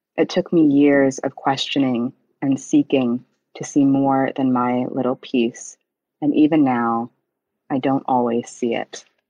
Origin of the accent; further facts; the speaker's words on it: Huntsville, Alabama, United States; I grew up quite similarly to Gifty in the Pentecostal church um, in Alabama